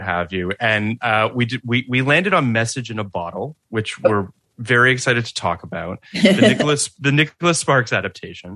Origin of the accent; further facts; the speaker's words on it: Toronto, Ontario, Canada; moved away; I'm from Toronto originally